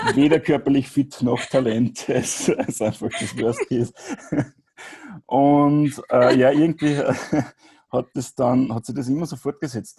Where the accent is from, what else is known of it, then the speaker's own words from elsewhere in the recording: Grieskirchen, Upper Austria, Austria; ich komme aus, aus Oberösterreich.